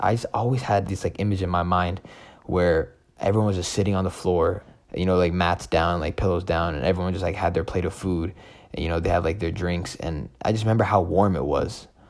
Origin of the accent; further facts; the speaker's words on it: Seattle, Washington, United States; moved away as an adult; also born or lived in Addis Ababa, Ethiopia; now in St. Paul, United States; I was born in Addis Ababa, Ethiopia, and grew up in Seattle, Washington. I was 2 when I came